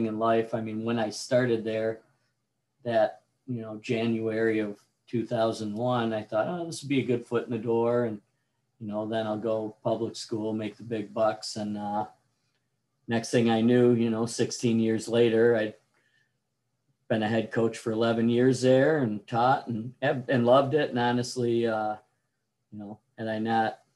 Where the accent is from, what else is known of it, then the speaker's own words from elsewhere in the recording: Detroit, Michigan, United States; I'm from Metro Detroit